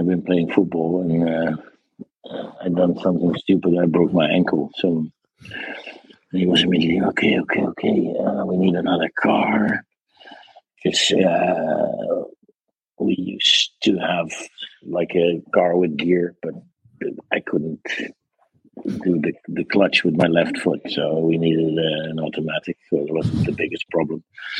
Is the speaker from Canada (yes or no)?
no; Netherlands; English is a second language; You wouldn't know the difference probably, but they make dark, nice, edgy stuff there.